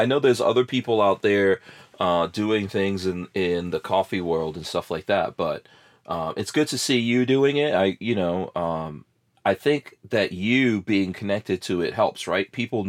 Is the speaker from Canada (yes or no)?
no; Guyana; born there; Even where I was born in Guyana, there's a lot of gold coming out of there.